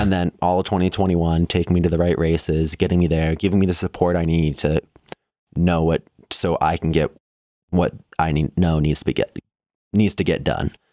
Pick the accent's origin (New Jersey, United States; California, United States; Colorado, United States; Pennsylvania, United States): Colorado, United States; Evergreen; also born or lived in Chicago, Illinois; we moved from Chicago when I was eleven, and we've been in Evergreen, Colorado, outside of Denver pretty much ever since then